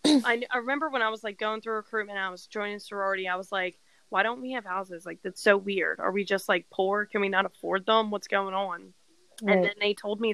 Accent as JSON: {"language": "English", "region": "New Jersey", "country": "United States", "tie": "born or raised there", "also_born_or_lived": "West Virginia", "moved": "as an adult", "said": "growing up in New Jersey and then going to school in West Virginia"}